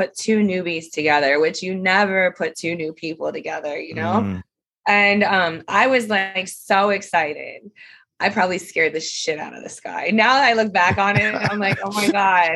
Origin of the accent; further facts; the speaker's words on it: Cincinnati, Ohio, United States; moved away; I am originally from Ohio. That's where I was born.